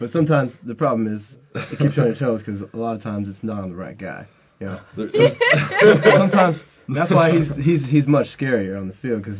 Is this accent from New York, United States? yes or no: no; Plano, Texas, United States; moved away as an adult; number 27. I am the strong safety, technically. I'm from Plano, Texas, and I'm a Kirkland House member, but I live in DeWolf